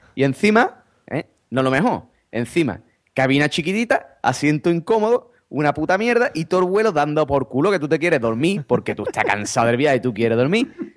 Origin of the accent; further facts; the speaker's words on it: Spain; los españoles